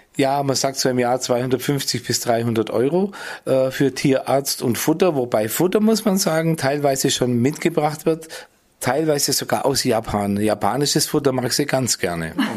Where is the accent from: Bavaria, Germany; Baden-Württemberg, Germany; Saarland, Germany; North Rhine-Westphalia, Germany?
Bavaria, Germany; Nördlingen; moved away as an adult; also born or lived in San Francisco / Berlin; ich bin ganz nahe am Turm aufgewachsen